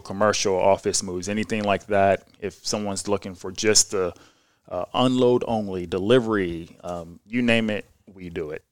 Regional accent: Jeffersonville, Indiana, United States; also born or lived in Norfolk, Virginia; I was born in Virginia, Norfolk, Virginia, and, but I grew up in Jeffersonville, Indiana, so just across the bridge

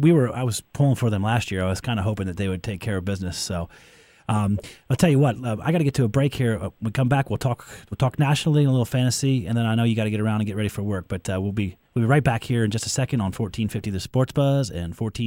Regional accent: Pennsylvania, United States; now in Indiana, United States; I'm from Pennsylvania

